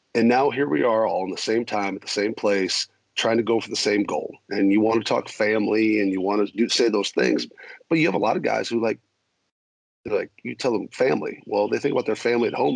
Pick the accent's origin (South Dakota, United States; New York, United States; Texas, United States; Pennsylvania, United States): South Dakota, United States; also born or lived in Minnesota; growing up in South Dakota, family from Minnesota. I was born in Minnesota.